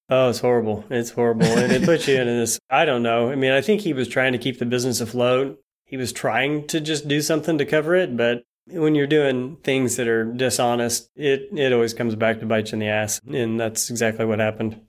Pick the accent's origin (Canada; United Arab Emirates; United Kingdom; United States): United States; Bolivar, Missouri; also born or lived in Norfolk, Virginia / Springfield, Missouri; born and raised in a town called Bolivar, Missouri